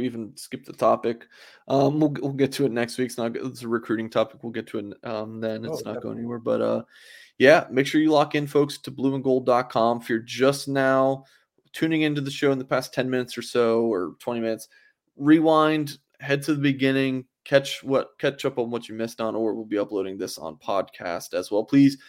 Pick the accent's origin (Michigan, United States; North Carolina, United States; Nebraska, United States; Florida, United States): Florida, United States; I'm a Floridian.